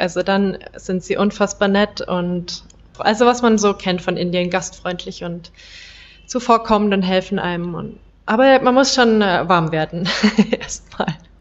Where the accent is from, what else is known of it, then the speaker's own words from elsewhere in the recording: Bavaria, Germany; moved away as an adult; now in India; ich komme aus Bayern